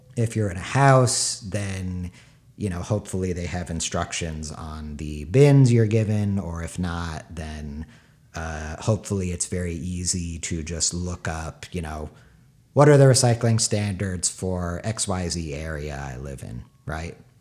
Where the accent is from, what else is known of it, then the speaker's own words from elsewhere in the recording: San Diego, California, United States; moved away; also born or lived in New York; I'm from San Diego. uh, my parents' house. They still live there